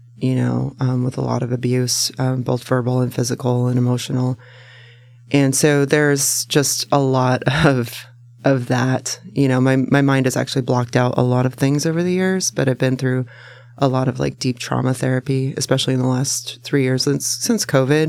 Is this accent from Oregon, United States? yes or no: yes; Salem, Oregon, United States; also born or lived in Tacoma, Washington; I was born in Tacoma, but I was raised in Salem.